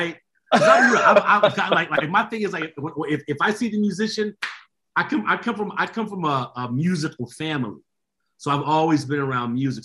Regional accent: Nashville, Tennessee, United States; I was raised in Nashville, Tennessee. So I'm from the country music capital of the universe

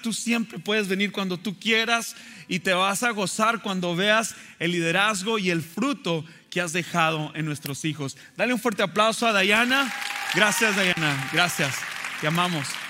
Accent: Mexico; moved away; me acuerdo de la escuela dominical cuando era pequeño allá en México

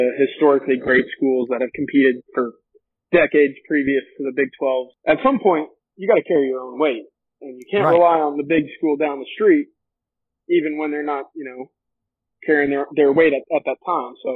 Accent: Dallas, Texas, United States; growing up in Dallas, you know, the one school everybody hates, Highland Park

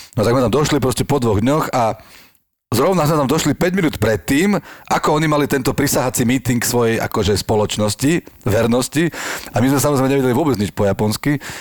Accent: Levice, Nitra Region, Slovakia; ja som z Levíc

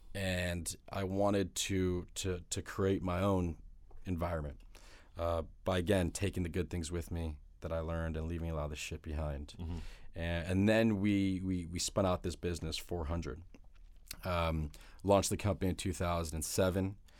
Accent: South Florida, United States; moved away as an adult; also born or lived in Detroit, Michigan; now in New York City, United States; I'm from Detroit, but I grew up in South Florida

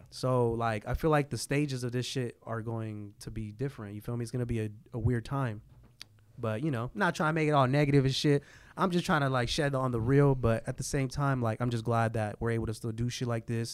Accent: San Jose, California, United States; I was from San Jose

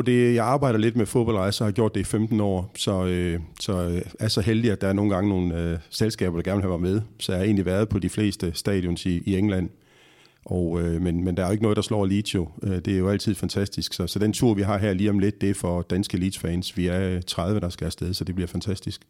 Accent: Horsens, Central Denmark Region, Denmark; jeg jo fra Horsens og har mm. spillet mest i Horsens

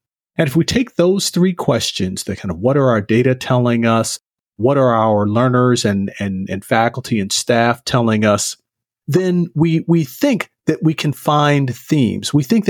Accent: the South, United States; I'm originally from the South.

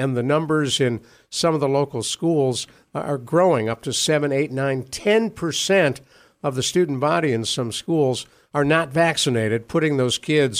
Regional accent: Ohio, United States; moved away; I grew up in Ohio

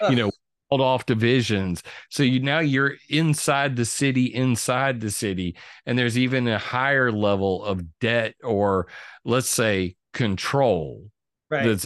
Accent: California, United States; born there; I was born on Vandenberg Air Force Base, moved into a trailer park.

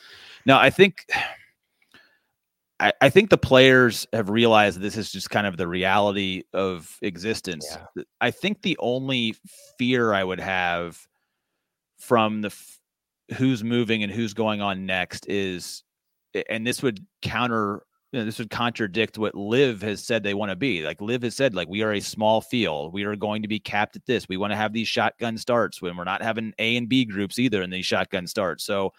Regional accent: Indiana, United States; I'm from Central Indiana. Open wheel racing is a religion here.

